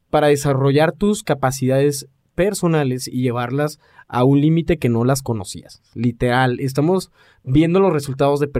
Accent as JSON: {"language": "Spanish", "region": "Aguascalientes", "country": "Mexico", "said": "Les recordamos que somos de México, para los que son nos escuchan de Alaska. Ajá. Y específicamente de una pequeña ciudad que se llama Aguascalientes."}